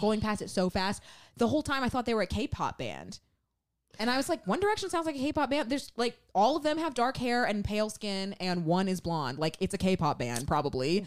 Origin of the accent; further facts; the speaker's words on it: Memphis, Tennessee, United States; we're from Memphis.